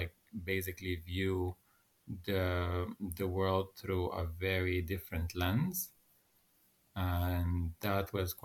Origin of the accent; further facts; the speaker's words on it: Sudan; accent: neutral Arabic; moved away as an adult; also born or lived in Egypt / UAE / Qatar; now in Netherlands; I come from Sudan, and I live here in the Netherlands for almost 4 years now.